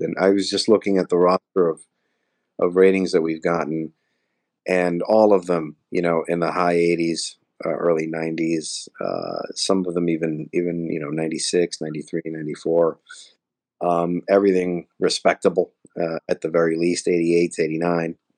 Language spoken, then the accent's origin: English; Elizabeth, New Jersey, United States; I grew up in Elizabeth, New Jersey